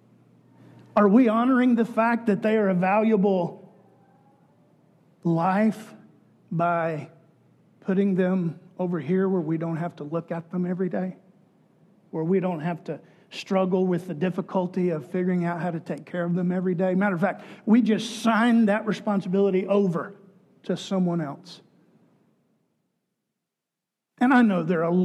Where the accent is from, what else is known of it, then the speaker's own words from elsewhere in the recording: Texas, United States; Growing up in Texas, it was part of being a Texan that you supported capital punishment